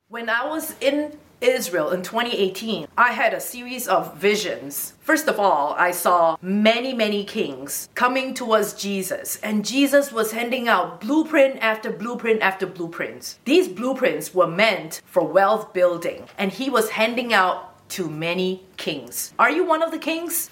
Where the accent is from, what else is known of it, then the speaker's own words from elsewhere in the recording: Singapore; moved away as an adult; also born or lived in Hong Kong; I'm originally from Singapore, but I moved to Hong Kong when I had the opportunity